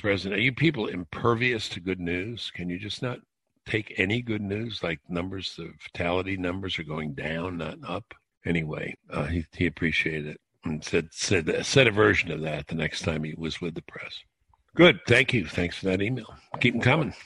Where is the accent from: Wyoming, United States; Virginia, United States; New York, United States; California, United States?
New York, United States; New York City; now in near Washington, United States; I grew up in Brooklyn, New York, uh, live very close to Washington now